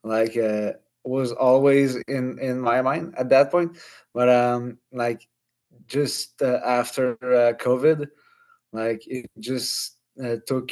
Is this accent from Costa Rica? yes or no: no; Quebec City, Quebec, Canada; I'm 37 years old, and I'm from Quebec City.